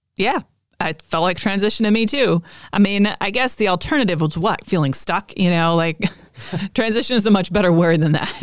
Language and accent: English; United States; I'm an American